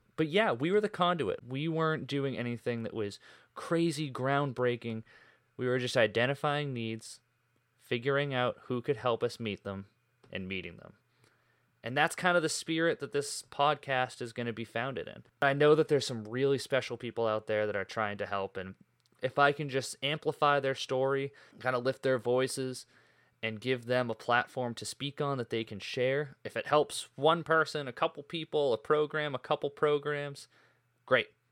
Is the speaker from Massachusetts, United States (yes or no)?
yes; Boston, Massachusetts, United States; also born or lived in Maine; I grew up in the North Shore of Boston, Massachusetts